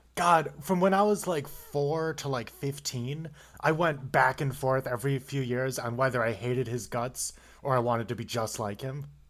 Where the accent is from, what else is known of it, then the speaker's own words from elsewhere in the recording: Buffalo, New York, United States; I live in Buffalo, New York. I've been here my whole damn life.